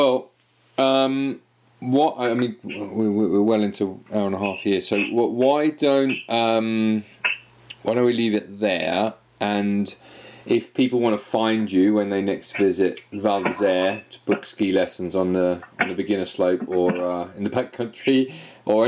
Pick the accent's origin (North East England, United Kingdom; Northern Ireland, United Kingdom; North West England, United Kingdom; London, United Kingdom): London, United Kingdom; moved away; I'm from London originally. I'm from Enfield in North London.